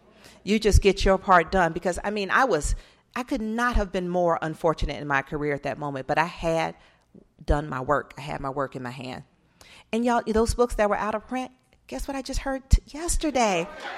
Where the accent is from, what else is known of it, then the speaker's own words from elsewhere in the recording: Atlanta, Georgia, United States; And that's when I wrote my first book about growing up in Atlanta during the child murders.